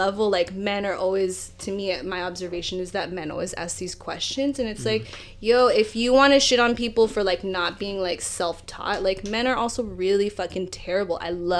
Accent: Philippines; like for me when I'm Filipino, so when I, the Tagalog word for Filipino and self-identifying as Filipino is Pinoy or Pinay.

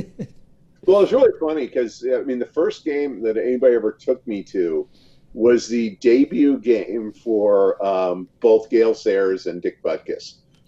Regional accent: Chicago, Illinois, United States; also born or lived in Berkeley; now in Los Angeles, United States; I grew up in Chicago, so you know, I like when the Bears are doing well. I find, despite myself, I like the Packers. Then I went to college in Berkeley, so you know, I like the Raiders. And then when I moved down

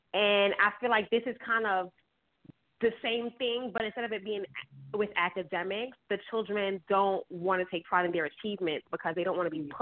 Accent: New York City, New York, United States; I grew up in Bed Stuy.

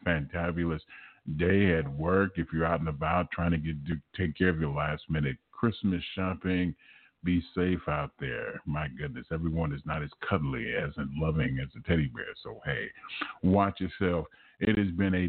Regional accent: Los Angeles, California, United States; growing up in South Central Los Angeles

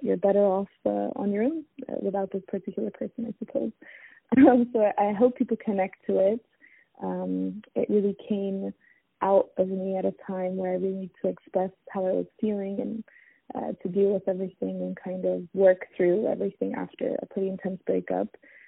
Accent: South Africa; born there; So as I mentioned, I was born in South Africa, but moved around quite a bit as I was growing up. So now I'm based in the Middle East as a singer-songwriter, as a performer.

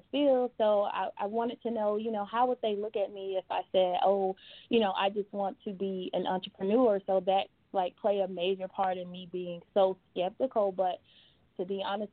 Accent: Atlanta, Georgia, United States; also born or lived in Phoenix, Arizona; born in Phoenix, but most of my life I was actually raised in Atlanta

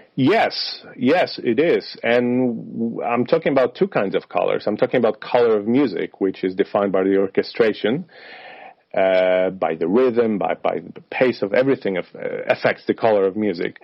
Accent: Poland; moved away; I come from I come from Poland, from Slavic region

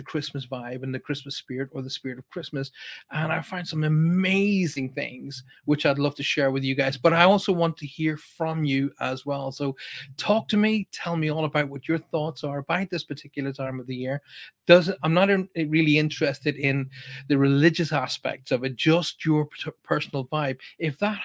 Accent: Ireland; I'm obviously Irish and I come from a very, very deep religious background

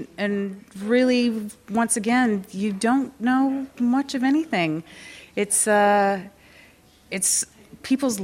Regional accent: West Coast, United States; also born or lived in Oregon; now in Pennsylvania, United States; coming originally from the West Coast

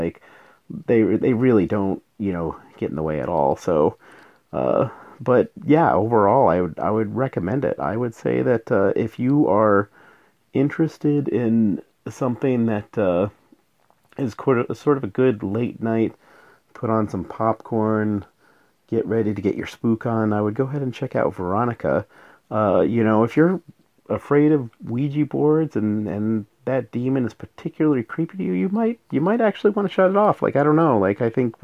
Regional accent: New Mexico, United States; moved away; I'm from New Mexico originally

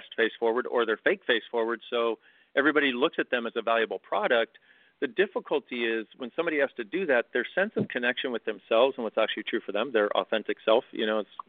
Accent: California, United States; growing up in California

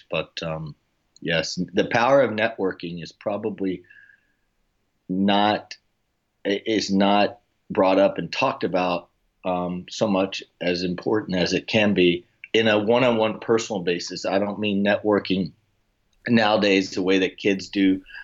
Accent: Oklahoma, United States; moved away as an adult; now in Florida, United States; I'm originally from Oklahoma, and I'm currently residing now in South Sunny Florida

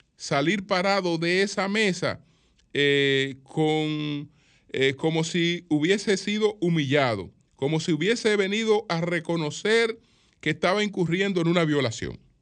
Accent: Dominican Republic; Nosotros somos parte del Caribe, pero no eh, tenemos una interactuación con el Caribe

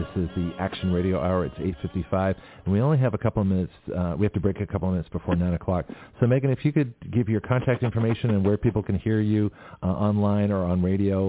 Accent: Canada; also born or lived in California; now in Florida, United States; I was born in Canada.

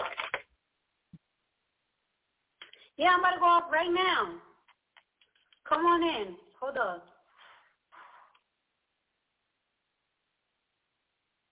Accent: New York City, New York, United States; moved away as an adult; now in New Jersey, United States; I'm from the Bronx.

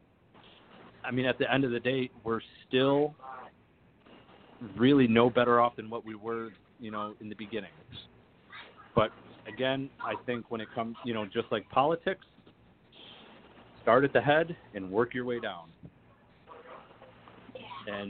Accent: Oswego, New York, United States; I'm from Oswego, New York, and in 1944, we were the only ones that took in the Jewish refugees

